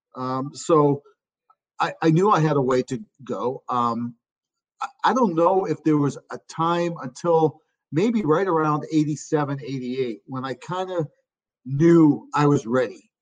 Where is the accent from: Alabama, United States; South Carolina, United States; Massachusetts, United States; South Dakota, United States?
Massachusetts, United States; Chelmsford; now in Pittsburgh, United States; my hometown. It's a small town, about 30,000 people, a little northwest of the city of Boston, Chelmsford, Mass